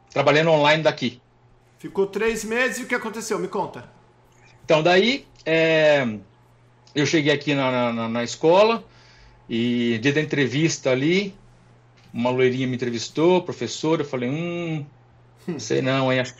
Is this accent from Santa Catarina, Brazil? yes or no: no; Extrema, Minas Gerais, Brazil; moved away as an adult; now in Bozeman, United States; Eu sou de Extrema, Minas Gerais.